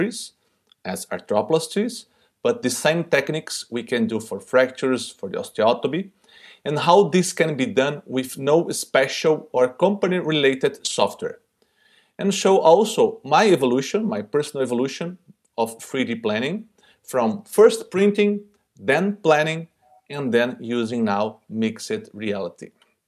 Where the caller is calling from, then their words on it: Brazil; I'm speaking directly from Brazil.